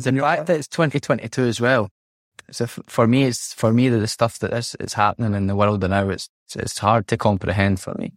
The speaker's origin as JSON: {"language": "English", "region": "Scotland", "country": "United Kingdom", "moved": "as an adult", "lives_now": "Italy", "said": "being a Scot Scots person"}